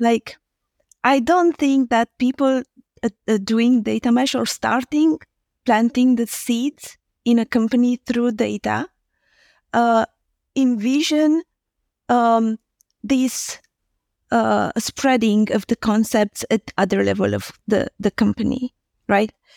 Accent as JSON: {"language": "English", "country": "Romania", "second_language": "English", "said": "I'm Romanian, so English is not my, um, native language."}